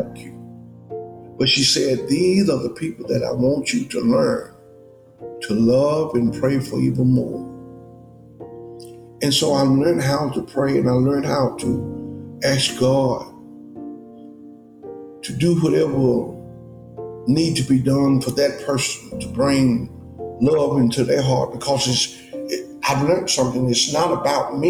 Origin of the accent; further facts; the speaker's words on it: Birmingham, Alabama, United States; I was born in Birmingham, Alabama.